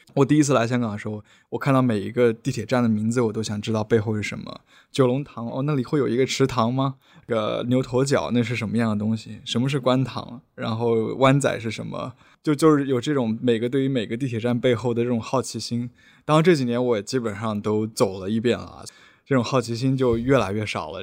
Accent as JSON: {"language": "Chinese", "town": "Hefei", "region": "Anhui", "country": "China", "tie": "born or raised there", "also_born_or_lived": "Zhuhai", "moved": "as an adult", "lives_now": "Hong Kong", "said": "我目前是居住在香港，对，但是我是一个合肥人，对，在合肥生活应该算最长，十八年"}